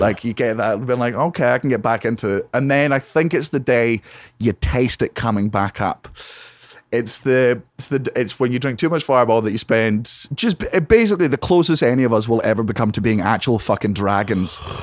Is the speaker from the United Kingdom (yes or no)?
yes; Fife, Scotland, United Kingdom; also born or lived in Edinburgh; I grew up in a place called Fife